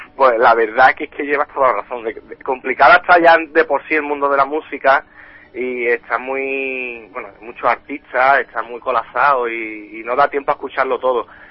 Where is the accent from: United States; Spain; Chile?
Spain; Andalusia; En mi tierra